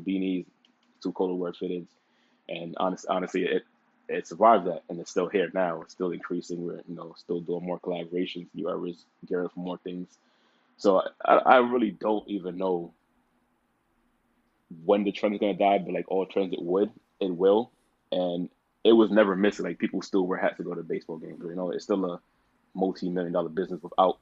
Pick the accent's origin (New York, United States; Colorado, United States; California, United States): New York, United States; New York City; also born or lived in Dallas, Texas; growing up in the Bronx, I grew up in a weird neighborhood. It's a very small neighborhood called Norwood